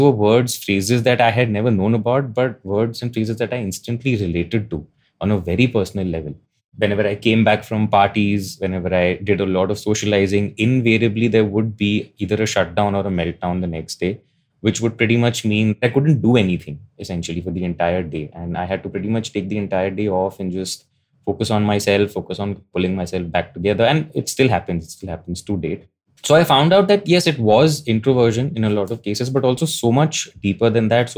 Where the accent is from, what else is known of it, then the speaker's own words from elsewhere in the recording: India; Growing up in India